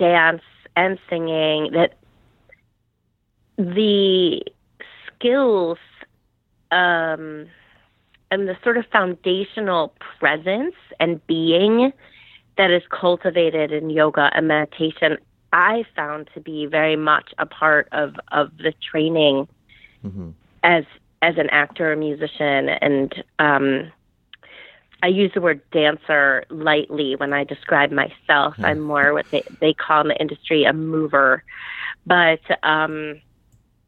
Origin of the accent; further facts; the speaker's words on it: Chicago suburbs, Illinois, United States; now in New York, United States; I grew up in the Chicago suburbs